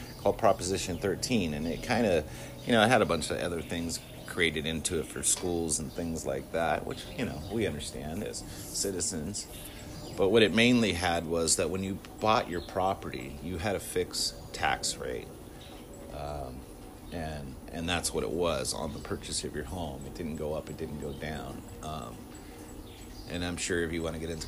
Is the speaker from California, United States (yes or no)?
yes; Southern California, United States; when I was a kid, I grew up in Southern California in the 70s, 80s, and 90s.